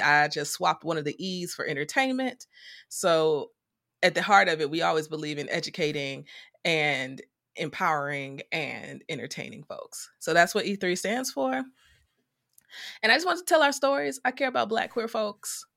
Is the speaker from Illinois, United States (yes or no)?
yes; Chicago, Illinois, United States; I'm from the south side of Chicago. I grew up with my mom, my dad, and my older sister.